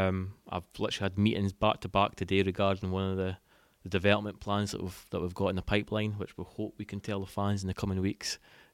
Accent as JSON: {"language": "English", "town": "Broughty Ferry", "region": "Scotland", "country": "United Kingdom", "tie": "born or raised there", "said": "It is indeed. So I'm about"}